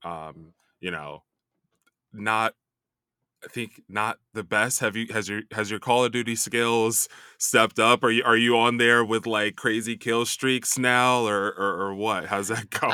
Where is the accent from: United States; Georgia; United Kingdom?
United States; Chicago, Illinois; also born or lived in New York; now in Los Angeles, United States; I, I lived in New York for a long time, grew up in Chicago.